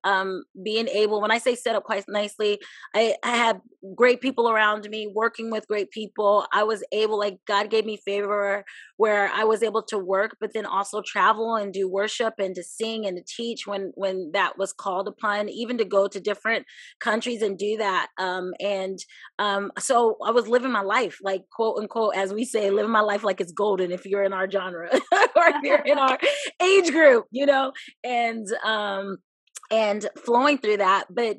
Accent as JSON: {"language": "English", "region": "Hawaii", "country": "United States", "tie": "born or raised there", "also_born_or_lived": "Germany / Virginia Beach", "said": "I was born in Germany. Yes, military family, people always ask. My father was in the Air Force, raised in Hawaii, and lived in Virginia, Virginia Beach, Chesapeake area for about 22 years."}